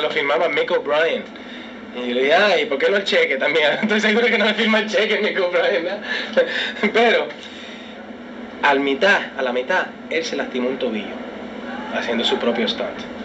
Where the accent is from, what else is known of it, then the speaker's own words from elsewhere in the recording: New York City, New York, United States; yo fui nacido y criado en Brooklyn y New York y todo. Yo soy neoyorquino